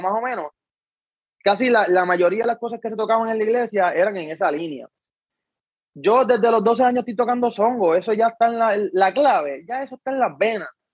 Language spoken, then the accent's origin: Spanish; Luquillo, Puerto Rico; also born or lived in Fajardo; yo también crecí en Luquillo